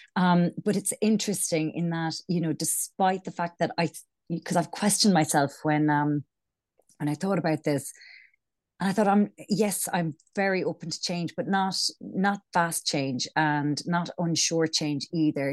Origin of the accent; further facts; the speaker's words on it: Ireland; accent: Irish; moved away; also born or lived in London; I'm Irish, as you can probably tell from my accent